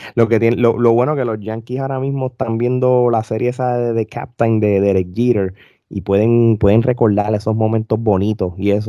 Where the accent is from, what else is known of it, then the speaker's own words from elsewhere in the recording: Puerto Rico; now in United States; yo como puertorriqueño, súper fanático del baloncesto superior, me desconecté muchos años, vivo en los Estados Unidos